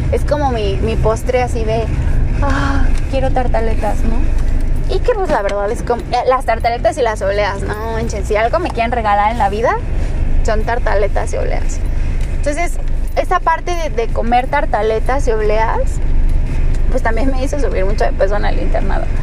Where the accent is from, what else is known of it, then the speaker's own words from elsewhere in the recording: Mexico; Pero somos mexicanos, nuestra dieta es bastante mala como tal.